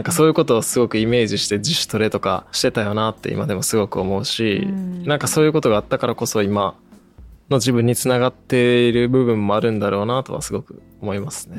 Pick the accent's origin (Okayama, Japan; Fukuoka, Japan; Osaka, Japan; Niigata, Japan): Osaka, Japan; moved away as an adult; 地元大阪のプロサッカーチームの下部組織セレッソ大阪